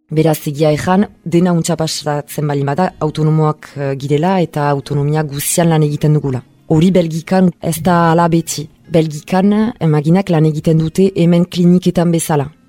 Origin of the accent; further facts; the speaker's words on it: Bayonne, Nouvelle-Aquitaine, France; bai honan sortua naiz